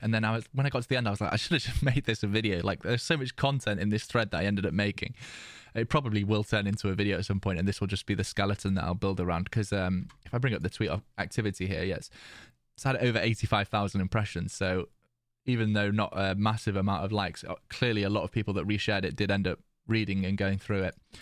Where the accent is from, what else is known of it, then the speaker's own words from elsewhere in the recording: United Kingdom; being British